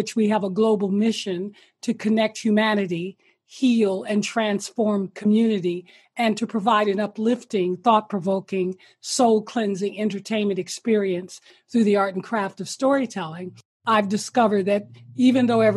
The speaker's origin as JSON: {"language": "English", "town": "Detroit", "region": "Michigan", "country": "United States", "tie": "born or raised there", "also_born_or_lived": "New York / Honolulu, Hawaii / Los Angeles / Toronto, Canada", "moved": "yes", "said": "I'm born and raised in Detroit, Michigan"}